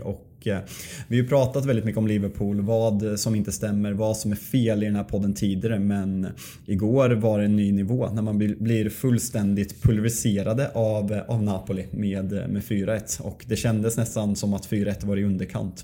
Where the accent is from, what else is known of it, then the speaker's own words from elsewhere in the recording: Sweden; vi svenskar